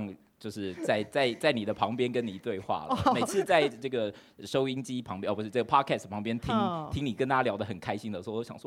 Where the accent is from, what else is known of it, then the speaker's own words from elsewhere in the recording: Taichung, Taiwan; 我们台中人。